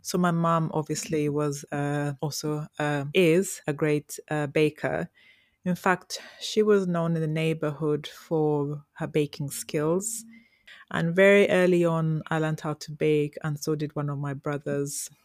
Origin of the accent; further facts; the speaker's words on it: Toro, Western Region, Uganda; grew up in Toro, the beautiful Toro.